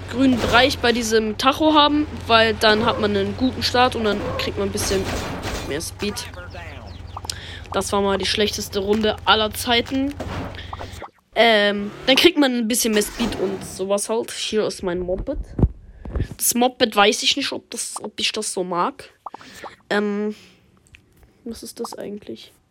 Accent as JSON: {"language": "German", "country": "Germany", "said": "Und ihr seht schon, ich komme aus Deutschland, ja."}